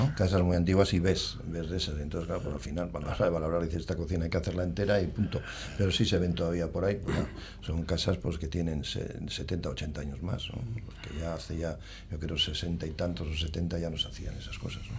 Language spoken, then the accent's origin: Spanish; Portugalete, Basque Country, Spain; soy de, aquí de Portugalete, pues de los años aquellos